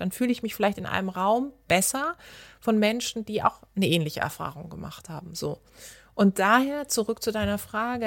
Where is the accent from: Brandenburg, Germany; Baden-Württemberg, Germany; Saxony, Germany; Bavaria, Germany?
Baden-Württemberg, Germany; Karlsruhe; moved away; in meiner Heimatstadt in Karlsruhe